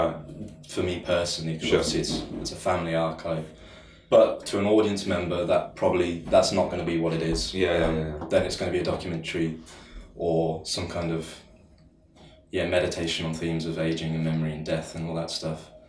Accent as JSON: {"language": "English", "town": "Falmouth", "region": "South West England", "country": "United Kingdom", "moved": "yes", "said": "didn't know where I belonged, didn't know, you know, I missed Falmouth, missed home"}